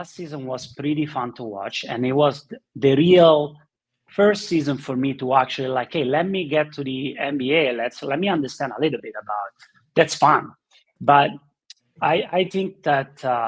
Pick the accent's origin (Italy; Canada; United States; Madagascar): Italy; moved away; In Italy, we grew up with watching Sylvester Stallone and the Rocky movies in Philadelphia